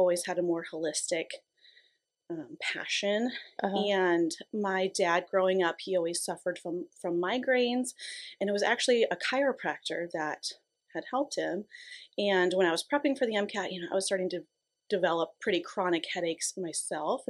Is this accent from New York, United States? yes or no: no; Yankton, South Dakota, United States; moved away as an adult; now in Columbus, United States; So I am from Yankton, South Dakota originally.